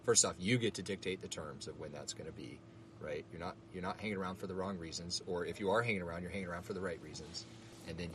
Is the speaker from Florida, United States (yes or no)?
yes; Florida, United States; I'm from Florida